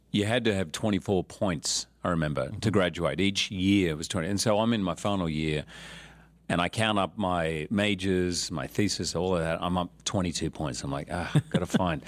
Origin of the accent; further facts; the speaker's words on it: Australia; I was born in Australia, but when I was eight, mum left and went back to live in England